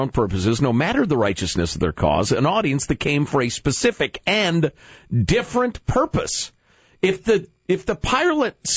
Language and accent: English; Chicago, Illinois, United States; I am from Chicago, not Louisiana